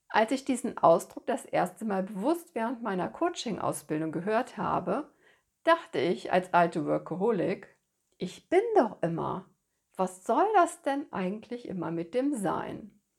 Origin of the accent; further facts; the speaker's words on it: Rhineland, Germany; Als gebürtige Rheinländerin hat mir bereits in ganz jungen Jahren ein Spaziergang am Rhein oder eine Auszeit mit meiner Freundin auf der Wippe am Rheinufer Ruhe und Kraft verliehen.